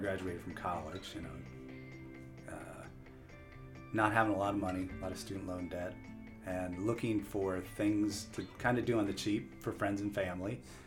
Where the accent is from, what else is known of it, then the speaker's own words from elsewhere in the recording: York, Pennsylvania, United States; I did grow up here. My family's here